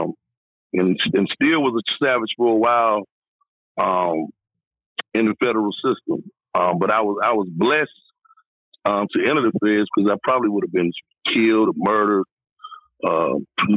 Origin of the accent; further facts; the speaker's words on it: Raleigh, North Carolina, United States; moved away as an adult; now in California, United States; I grew up in Raleigh, Durham, North Carolina